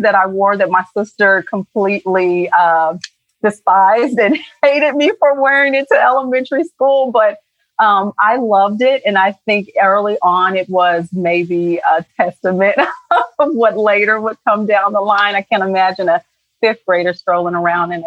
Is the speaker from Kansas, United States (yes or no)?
no; Indianapolis, Indiana, United States; I grew up on the west side of Indianapolis, Indiana, with five siblings